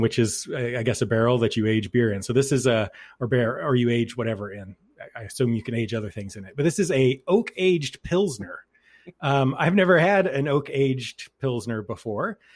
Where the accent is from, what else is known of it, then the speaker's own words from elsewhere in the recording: Texas, United States; now in Keene, New Hampshire, United States; I'm from Texas originally